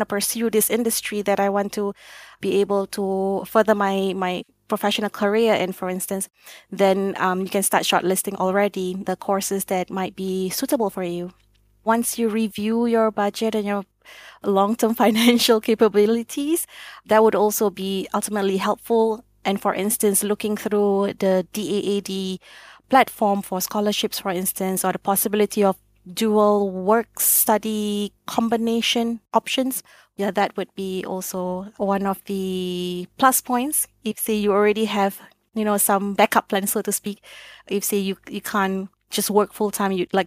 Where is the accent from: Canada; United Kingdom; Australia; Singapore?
Singapore; moved away as an adult; now in Frankfurt, Germany; I'm from Southeast Asia, so Singapore to be precise